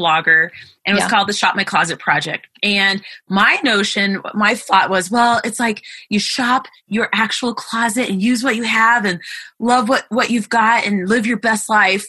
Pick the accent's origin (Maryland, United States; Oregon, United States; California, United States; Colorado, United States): Colorado, United States; moved away; I come from the state of Colorado